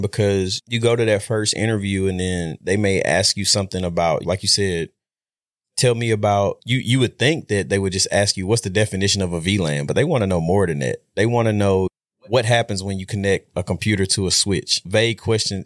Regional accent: Shreveport, Louisiana, United States; moved away as an adult; now in Dallas, United States; I'm from Shreveport, Louisiana. Went to Huntington High School

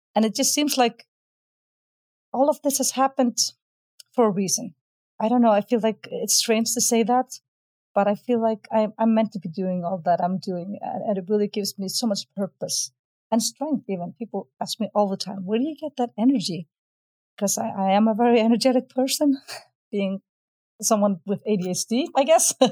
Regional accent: Iceland; I'm from Iceland.

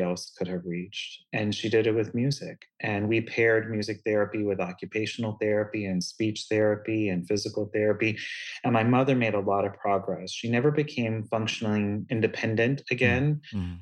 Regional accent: Lakeland, Florida, United States; I grew up in Lakeland, Florida, which is just between Orlando and Tampa, Central Florida

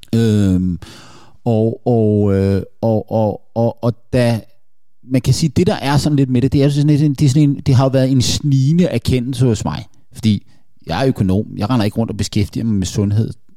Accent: Denmark

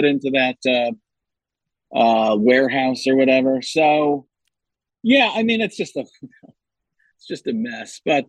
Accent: Chicago, Illinois, United States; I'm just going to use Italian people and you know, I'm Italian from Chicago, so I can only tell you about a third of what I know.

